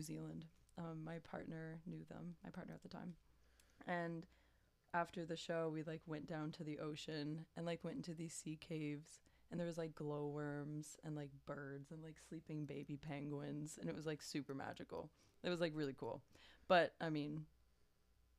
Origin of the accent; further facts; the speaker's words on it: New Brunswick, Canada; moved away as an adult; now in Montreal, Canada; I'm from New Brunswick